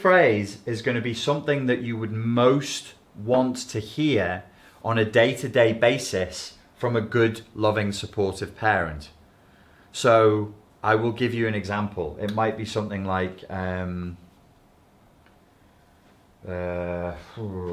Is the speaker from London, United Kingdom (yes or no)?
no; Liverpool, North West England, United Kingdom; accent: Scouse; I nearly went a bit Scouse then, my regional accent nearly came through. I try and control it.